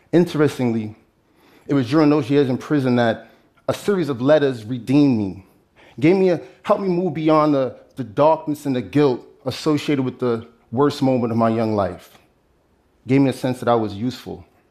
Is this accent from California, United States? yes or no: no; New York City, New York, United States; a middle school in Brooklyn, my hometown